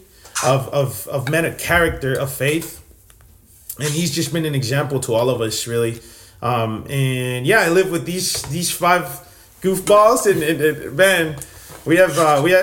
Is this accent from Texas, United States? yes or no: yes; Laredo, Texas, United States; I'm from Laredo, Texas as well